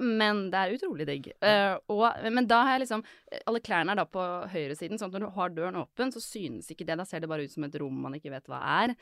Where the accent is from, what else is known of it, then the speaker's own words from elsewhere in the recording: Oslo, Norway; jeg vokste opp på Nordstrand